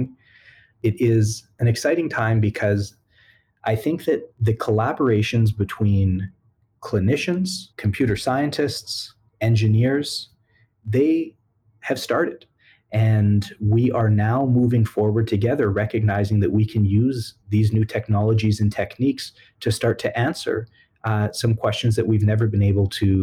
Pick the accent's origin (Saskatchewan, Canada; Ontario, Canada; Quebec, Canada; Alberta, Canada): Alberta, Canada; Edmonton; I was born and raised in Edmonton.